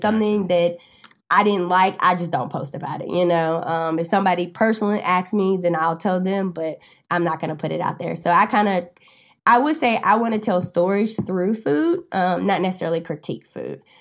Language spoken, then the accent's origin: English; Winston-Salem, North Carolina, United States; now in Charlotte, United States; I'm originally from Winston-Salem, North Carolina